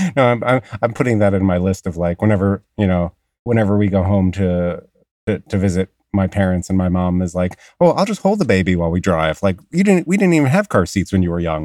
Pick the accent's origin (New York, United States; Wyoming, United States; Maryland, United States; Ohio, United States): New York, United States; Long Island; accent: Long Island; my Long Island accent